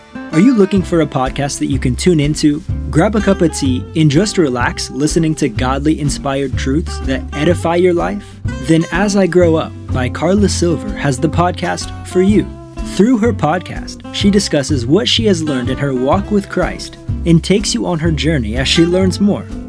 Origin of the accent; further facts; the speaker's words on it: Northwest Missouri, United States; now in Brazil; I grew up in Northwest Missouri, so, like, Maryville, Saint Joe